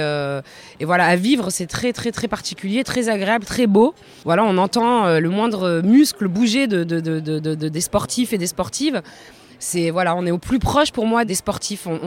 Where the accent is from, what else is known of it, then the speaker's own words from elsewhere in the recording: Paris, Île-de-France, France; puis je suis parisienne, j'ai la chance d'avoir une équipe, une grosse équipe dans, dans, dans, ma ville.